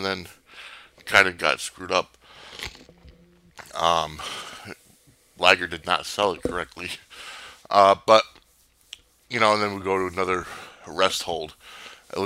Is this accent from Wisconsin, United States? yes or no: no; Connecticut, United States; Growing up in Connecticut